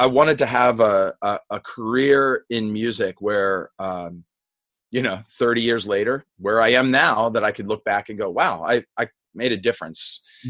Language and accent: English; Indiana, Pennsylvania, United States; now in North Carolina, United States; I grew up in Western Pennsylvania, not far from Pittsburgh, in the little college town of Indiana, Pennsylvania.